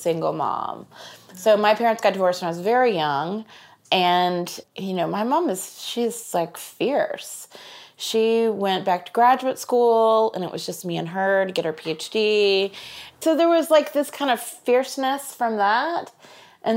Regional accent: Kansas City, United States; I'm from Kansas City

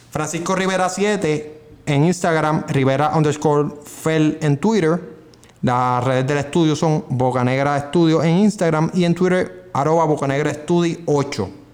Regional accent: Puerto Rico; nosotros somos de Puerto Rico

